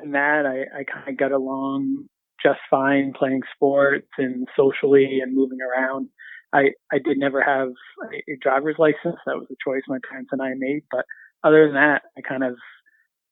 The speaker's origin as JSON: {"language": "English", "region": "Southern Maine", "country": "United States", "tie": "born or raised there", "also_born_or_lived": "Central Massachusetts / Boston area", "moved": "as an adult"}